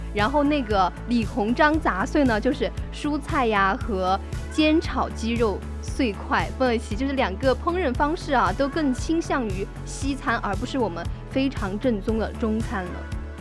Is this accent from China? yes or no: yes; China; 我们中国的食物